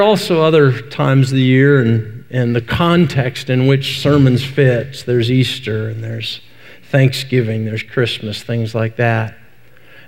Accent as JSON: {"language": "English", "town": "Vancouver", "region": "British Columbia", "country": "Canada", "tie": "born or raised there", "also_born_or_lived": "Decatur, Illinois", "moved": "as an adult", "lives_now": "Wise County, Texas, United States", "said": "I grew up in Western Canada, out in Vancouver."}